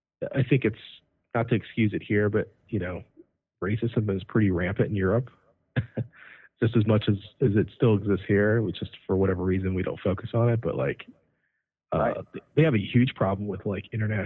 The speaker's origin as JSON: {"language": "English", "town": "Cleveland", "region": "Ohio", "country": "United States", "said": "Look, you have to understand, I'm from Cleveland."}